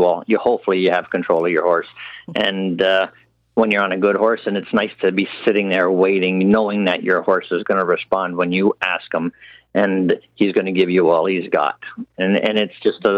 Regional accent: Canada; as a Canadian

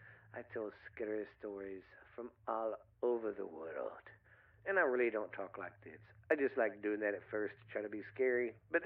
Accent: the South, United States; I'm from the South

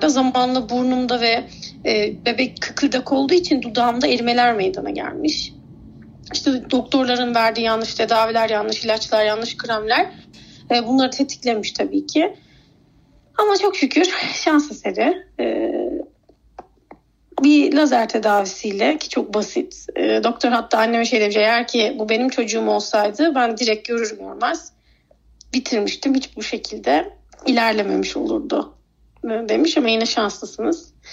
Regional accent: Ankara, Turkey; Örnek Mahallesi'nde doğup büyüyen bir … var karşınızda.

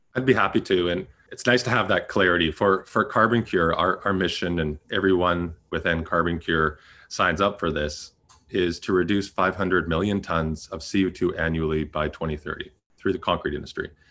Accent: Canada; I'm also a Canadian

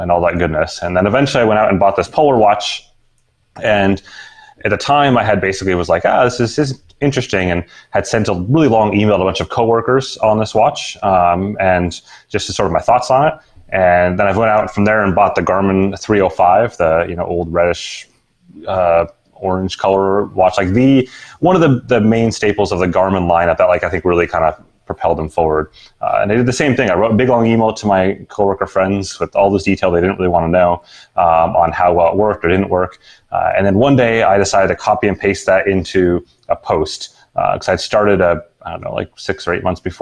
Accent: Seattle, Washington, United States; I actually grew up in Seattle

